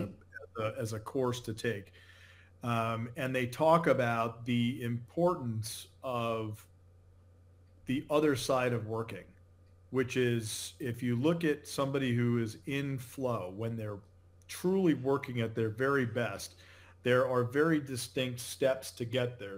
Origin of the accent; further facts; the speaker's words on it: Connecticut, United States; moved away as an adult; now in Naples, Florida, United States; I grew up in Connecticut